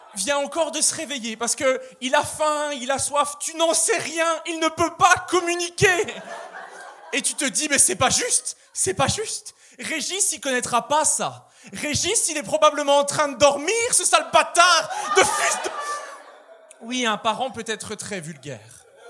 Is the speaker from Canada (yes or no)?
no; Borinage, Wallonia, Belgium; je viens du sud-ouest de la Belgique, d'une région qui s'appelle le Borinage